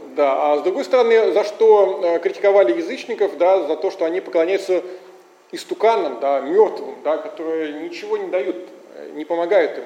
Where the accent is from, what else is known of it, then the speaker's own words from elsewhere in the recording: Russia; мы, конечно, из России